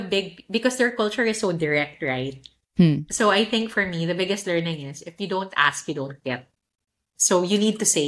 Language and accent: English; Manila, Metro Manila, Philippines; moved away as an adult; also born or lived in Singapore / Tokyo; now in Italy; all of those things that we grew up with in Manila.